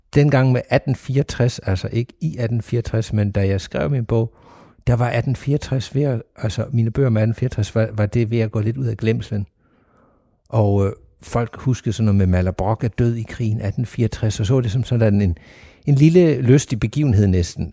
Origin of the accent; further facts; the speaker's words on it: Sønderborg, Southern Denmark, Denmark; jeg er vokset op i Sønderborg, og Sønderborg Slot har altid været en del af, af mit liv hernede